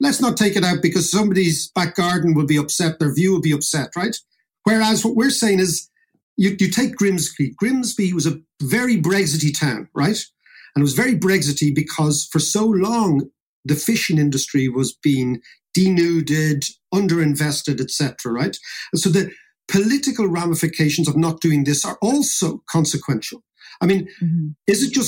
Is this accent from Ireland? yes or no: yes; Ireland; all the young people leaving, all the stories we know as Irish people, this is a story going for hundreds of years